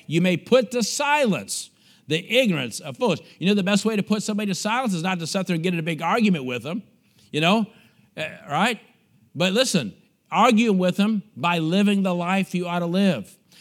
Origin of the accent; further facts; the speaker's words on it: United States; moved away as an adult; also born or lived in Bulgaria; me as an American missionary